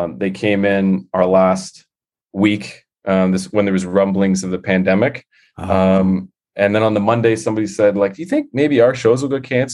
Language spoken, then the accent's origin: English; Mississauga, Ontario, Canada; also born or lived in Toronto; I grew up in Mississauga